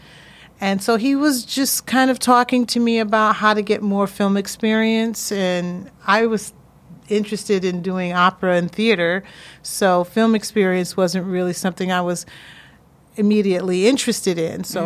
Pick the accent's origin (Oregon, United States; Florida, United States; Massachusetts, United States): Massachusetts, United States; Springfield; moved away as an adult; also born or lived in Hampton, Virginia; I went back to my hometown, Springfield, Mass